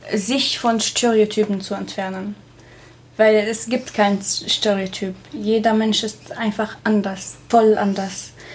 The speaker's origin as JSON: {"language": "German", "country": "Syria", "also_born_or_lived": "Passau", "second_language": "German", "moved": "as an adult", "lives_now": "Germany", "said": "ich komme aus Syrien"}